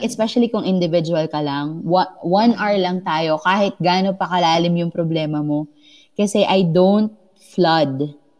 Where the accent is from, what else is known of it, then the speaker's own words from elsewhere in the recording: Philippines; us Filipinos